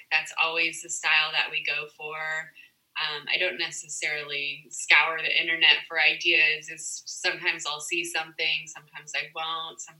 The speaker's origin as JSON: {"language": "English", "region": "Southern California", "country": "United States", "tie": "born or raised there", "said": "In Southern California."}